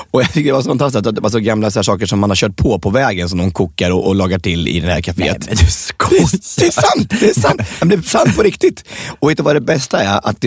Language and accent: Swedish; Södermanland, Sweden; Jag har ju varit i i, eh, i, mycket ute i Sörmland har jag varit och mm. föreläst. I mina hemtrakter?